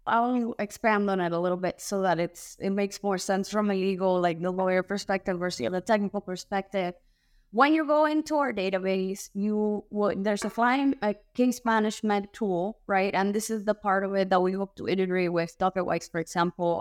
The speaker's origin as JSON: {"language": "English", "country": "Cuba", "tie": "born or raised there", "moved": "yes", "lives_now": "United States", "said": "I'm born and raised in Cuba"}